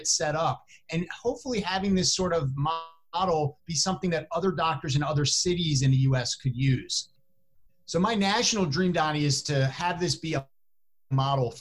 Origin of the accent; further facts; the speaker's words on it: Chicago, Illinois, United States; within Chicago, here in my hometown